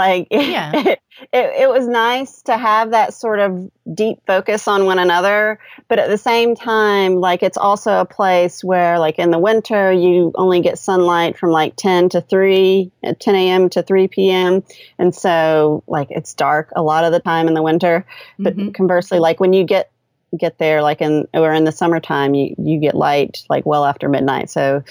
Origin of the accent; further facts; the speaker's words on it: United States; I know Alaska is technically not, you know, an expat location for us because we're American